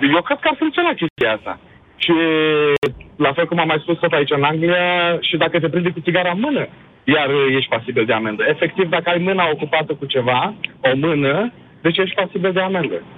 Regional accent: Galați, Galați County, Romania; moved away as an adult; now in England, United Kingdom; Sunt din Galați

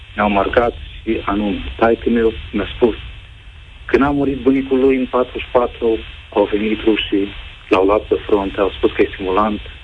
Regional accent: Moldova; now in Romania; eu sunt soțul din Republica Moldova

